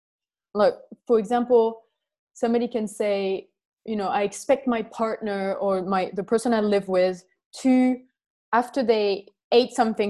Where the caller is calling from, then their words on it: Crete, Greece; I'm calling from Crete, and it's not wintry.